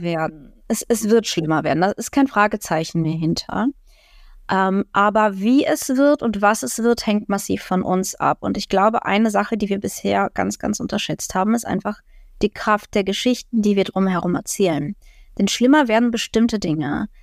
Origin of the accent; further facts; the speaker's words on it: Ukraine; now in Germany; Als Ukrainerin kann ich darüber lachen